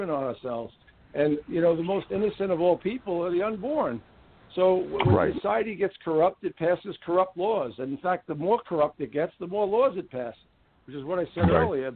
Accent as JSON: {"language": "English", "town": "New York City", "region": "New York", "country": "United States", "tie": "born or raised there", "accent": "New York", "said": "Born and raised in the Bronx"}